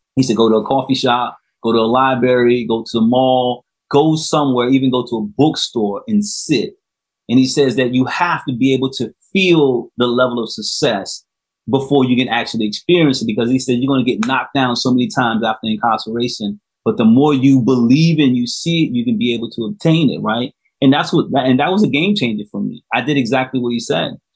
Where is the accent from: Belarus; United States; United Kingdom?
United States; South Carolina; right here in my home state